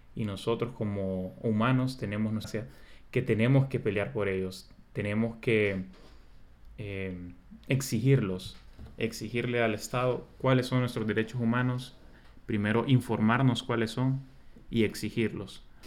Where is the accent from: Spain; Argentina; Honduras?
Honduras; nosotros como hondureños